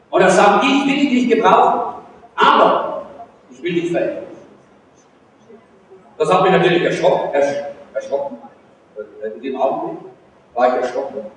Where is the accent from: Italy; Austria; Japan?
Austria; Salzburg; ich bin eigentlich ein Salzburger